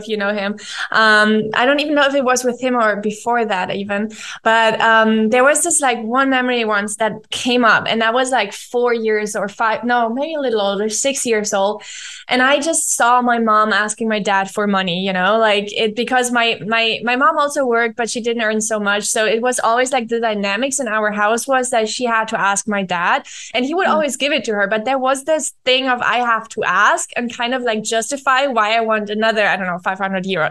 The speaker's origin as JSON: {"language": "English", "country": "Germany", "second_language": "English", "moved": "as an adult", "lives_now": "Argentina", "said": "I'm living in Argentina. I'm from Germany"}